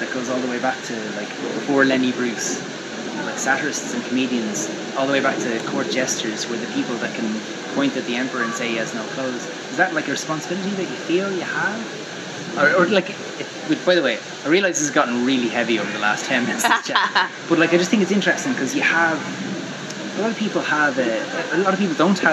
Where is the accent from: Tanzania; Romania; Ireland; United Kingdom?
Ireland; being Irish